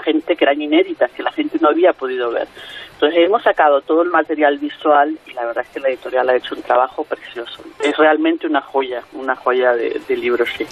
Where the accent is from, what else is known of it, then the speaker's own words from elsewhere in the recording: Venezuela; moved away; also born or lived in Madrid, Spain; yo soy venezolana pero España fue mi tierra de acogida durante 12 años